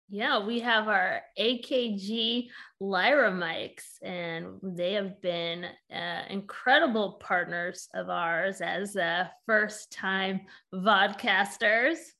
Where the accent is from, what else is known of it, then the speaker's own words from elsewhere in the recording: California, United States; I'm originally from Cali too